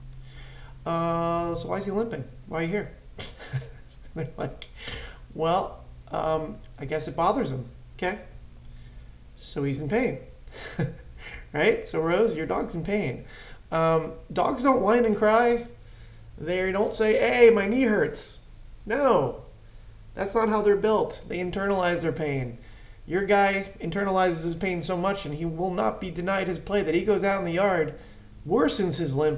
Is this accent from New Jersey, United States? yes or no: yes; Clark, New Jersey, United States; I had spent my entire life in Clark. All my sports, everything was there.